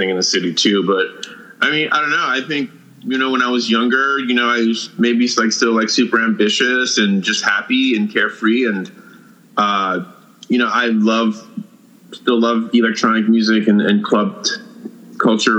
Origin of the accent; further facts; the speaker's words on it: New York City, New York, United States; I grew up in New York City in the 80s and 90s